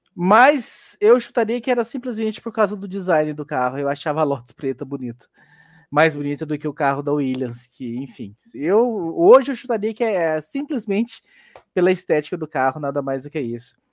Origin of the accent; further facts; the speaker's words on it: Goianésia, Goiás, Brazil; moved away; eu sou de Goianésia, Goiás